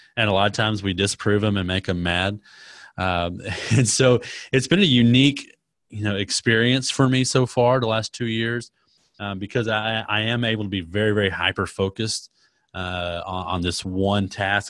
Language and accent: English; Dallas, Texas, United States; I was born in Dallas, Texas, and, uh, so I'm a Texas, Texas guy, third and third, lived in Texas my entire life